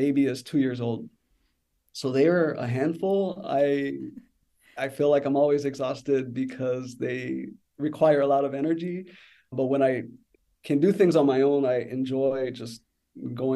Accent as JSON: {"language": "English", "town": "San Antonio", "region": "Texas", "country": "United States", "tie": "born or raised there", "moved": "yes", "lives_now": "Chicago, United States", "said": "I grew up in San Antonio, Texas. So I'm a proud Tejano"}